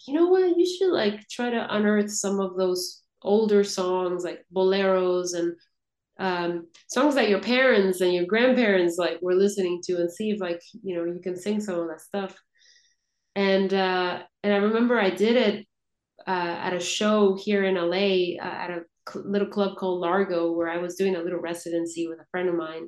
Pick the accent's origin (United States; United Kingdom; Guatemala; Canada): Guatemala; growing up in Guatemala